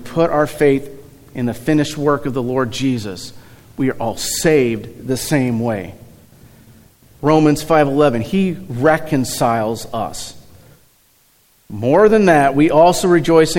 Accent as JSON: {"language": "English", "town": "Eureka", "region": "Missouri", "country": "United States", "tie": "born or raised there", "also_born_or_lived": "St. Louis, Missouri", "said": "I was born in St. Louis. We moved to Eureka when I was probably 3-4-ish years old"}